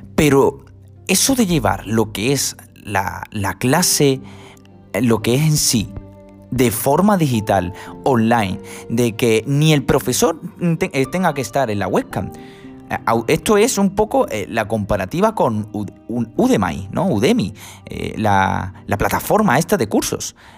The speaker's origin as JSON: {"language": "Spanish", "town": "Huelva", "region": "Andalusia", "country": "Spain", "said": "yo soy de Huelva, la Universidad de Huelva"}